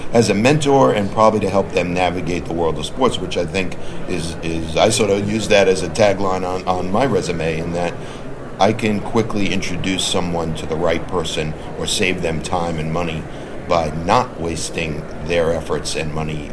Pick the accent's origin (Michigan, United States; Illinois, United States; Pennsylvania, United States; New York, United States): New York, United States; now in Boston, United States; growing up in New York